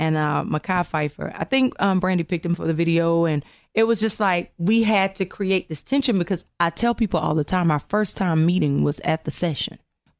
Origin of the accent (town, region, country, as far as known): Georgia, United States